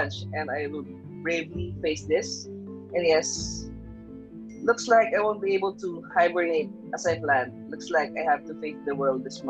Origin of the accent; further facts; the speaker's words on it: Philippines; moved away as an adult; I'm a Filipino